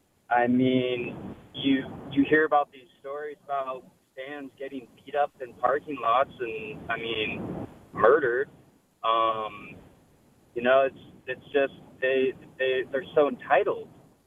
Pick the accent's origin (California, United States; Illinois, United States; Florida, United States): California, United States; San Diego; also born or lived in Orange County; I'm in San Diego now. I grew up in San Diego